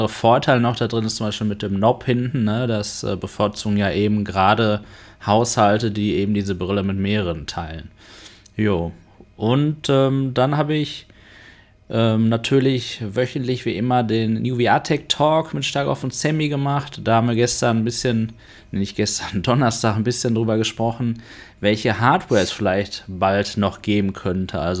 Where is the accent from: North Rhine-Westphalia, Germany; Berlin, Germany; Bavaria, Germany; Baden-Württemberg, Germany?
North Rhine-Westphalia, Germany; Dortmund; bin ja aus Dortmund.